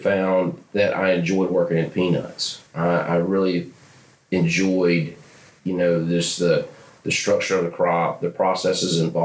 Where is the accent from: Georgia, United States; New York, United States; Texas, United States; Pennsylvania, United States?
Georgia, United States; Augusta; I'm from Augusta, Georgia. Grew up in forestry and wildlife.